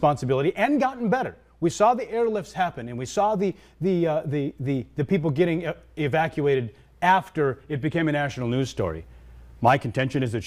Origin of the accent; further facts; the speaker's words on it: United States; as American people